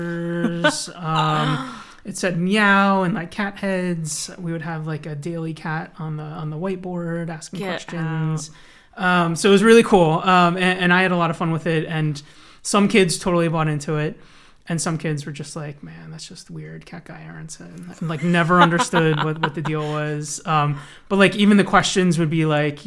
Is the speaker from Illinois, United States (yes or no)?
no; Blue Bell, Pennsylvania, United States; also born or lived in Los Angeles, United States / Conshohocken, Pennsylvania; I grew up in the area. I grew up in Bluebell